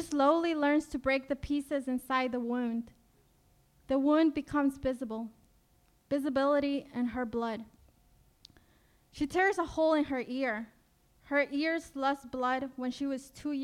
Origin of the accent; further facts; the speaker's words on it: Ecuador; now in United States; I got advanced parole to return to my home country, Ecuador